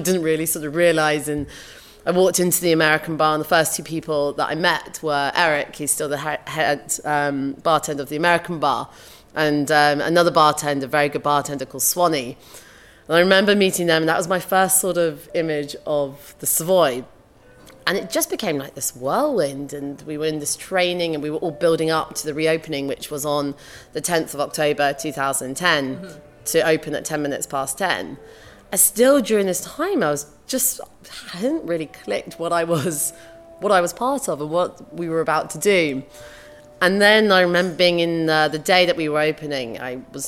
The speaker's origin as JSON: {"language": "English", "region": "London", "country": "United Kingdom", "tie": "born or raised there", "said": "Growing up in London"}